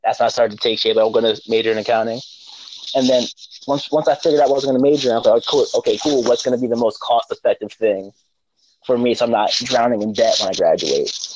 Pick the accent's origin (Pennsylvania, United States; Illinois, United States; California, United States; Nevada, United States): Pennsylvania, United States; Stroudsburg; also born or lived in Newark, New Jersey / Rahway, New Jersey; I was born in Newark, New Jersey, lived in Rahway, New Jersey for a short time, but I was raised and I claim Stroudsburg, Pennsylvania